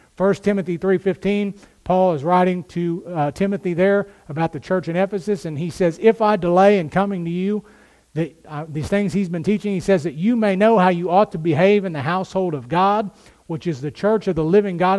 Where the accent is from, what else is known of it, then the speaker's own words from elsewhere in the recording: United States; We as American Christians